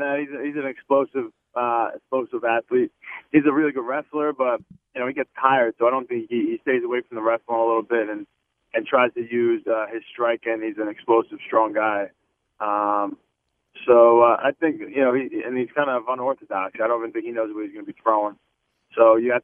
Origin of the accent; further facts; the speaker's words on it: Baldwin, New York, United States; now in Dix Hills, United States; I grew up in Baldwin.